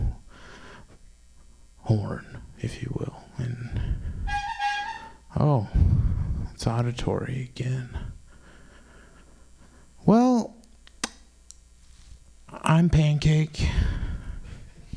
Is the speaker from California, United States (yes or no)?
yes; San Francisco Bay Area, California, United States; I'm from the San Francisco Bay Area. I memorized my zip code as a child. 94530